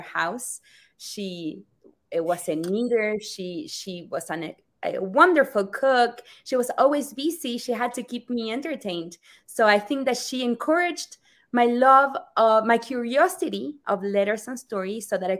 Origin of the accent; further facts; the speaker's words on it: Rosario, Santa Fe, Argentina; moved away; I am from Rosario, Argentina